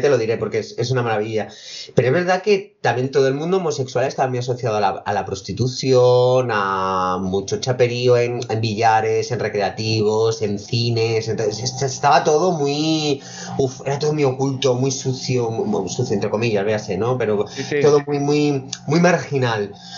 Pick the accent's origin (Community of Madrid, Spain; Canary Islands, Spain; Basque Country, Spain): Community of Madrid, Spain; Fuenlabrada; actué en mi pueblo en Fuenlabrada